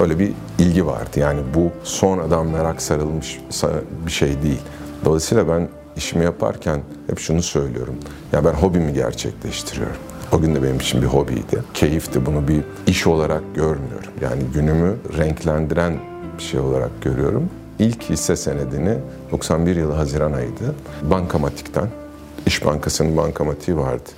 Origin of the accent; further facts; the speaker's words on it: Ankara, Turkey; Ben Ankara'da büyüdüm. Ee, ailem hala orada.